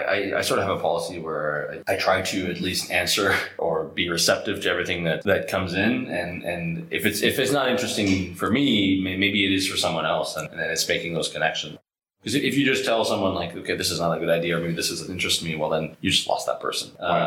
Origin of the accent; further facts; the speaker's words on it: Canada; So I'm Canadian, Rich is American, our CTO is French-American